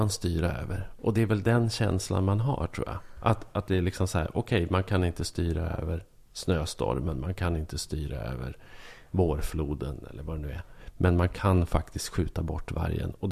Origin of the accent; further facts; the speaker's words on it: Norrland, Sweden; Och det är det absolut värsta man kan tänka sig som norrlänning.